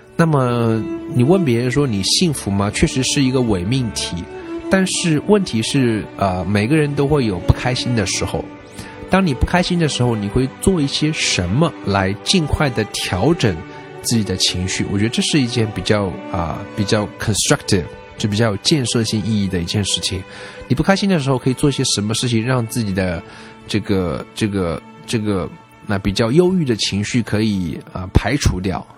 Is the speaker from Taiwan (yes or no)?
no; China; 作为中国人来讲，我们一般都是受这种教育长大，就是不要跟陌生人说话呀